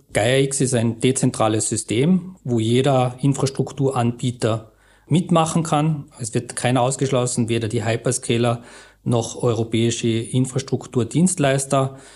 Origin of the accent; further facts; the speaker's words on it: Austria; wir als Österreicher